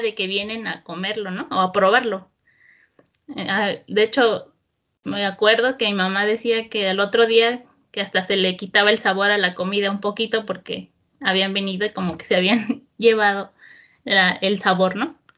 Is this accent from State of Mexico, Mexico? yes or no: yes; State of Mexico, Mexico; also born or lived in Tijuana; Yo soy del Estado de México, como la zona central del país, aunque bueno, nací en Tijuana, pero estuve pues uno o dos años allá y no recuerdo nada, pero toda mi vida he, sido, he vivido aquí en, en el Estado de México